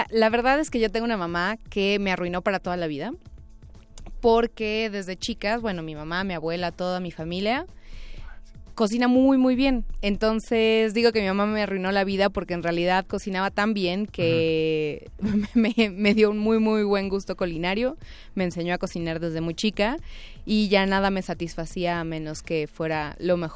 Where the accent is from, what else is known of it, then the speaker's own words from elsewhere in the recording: Mexico; nosotros como mexicanos